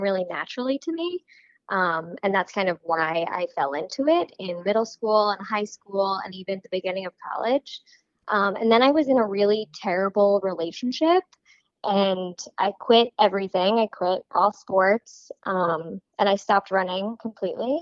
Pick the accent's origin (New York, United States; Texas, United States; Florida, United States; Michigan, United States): New York, United States; now in California, United States; I'm originally from New York, and I am currently living in California